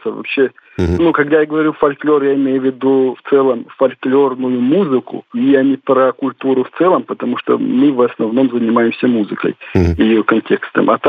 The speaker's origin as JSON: {"language": "Russian", "town": "Nalchik", "region": "Kabardino-Balkaria", "country": "Russia", "said": "Вообще, сами мы из Нальчика, Тимур и я. Мы черкесы, ездим в экспедиции в поисках исполнителей традиционной и локальной музыки, в основном по Кавказу, потому что это наш регион."}